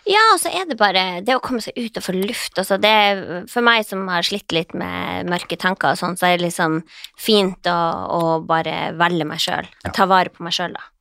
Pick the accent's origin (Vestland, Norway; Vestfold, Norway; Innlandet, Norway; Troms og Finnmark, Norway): Troms og Finnmark, Norway; moved away; also born or lived in Båtsfjord / Indre Billefjord; jeg er jo fra Finnmark, jeg vokst opp med sånne her grisete ja. ungkarer